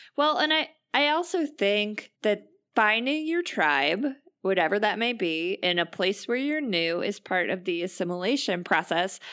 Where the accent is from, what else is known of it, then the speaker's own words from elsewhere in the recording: United States; as an American